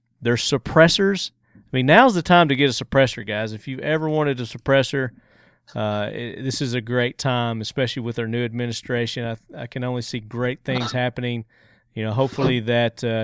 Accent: Murfreesboro, Tennessee, United States; here in my hometown of Murfreesboro, Tennessee

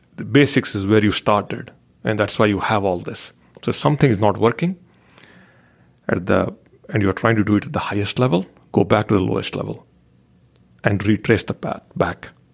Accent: India; growing up in India

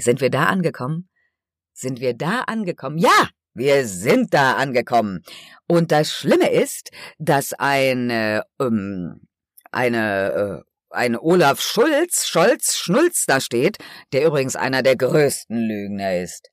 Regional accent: Germany; dass ich hier geboren bin

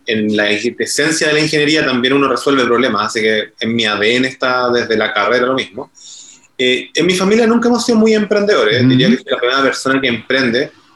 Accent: Chile; accent: Chilean; el acento lo estarán notando, que soy de Chile

